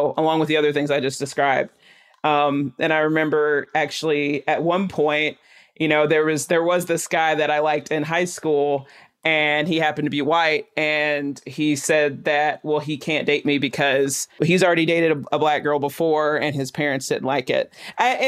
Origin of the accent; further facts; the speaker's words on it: Chattanooga, Tennessee, United States; I grew up in East Brainerd.